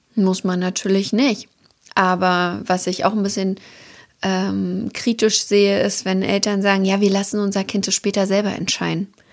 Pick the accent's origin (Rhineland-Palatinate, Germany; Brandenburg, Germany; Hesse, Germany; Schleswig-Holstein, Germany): Brandenburg, Germany; Templin; now in Hamburg, Germany; in meiner Heimatstadt Templin